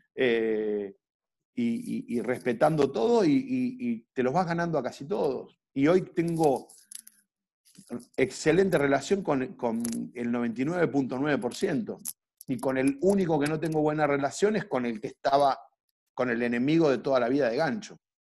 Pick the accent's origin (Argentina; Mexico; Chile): Argentina; Viedma, Río Negro; moved away as an adult; also born or lived in Neuquén / Colombia; now in Mar del Plata, Argentina; yo soy un, chico que, que, nació en Viedma en el año 77, tengo 42 años, me vine a estudiar a Mar del Plata en el año 96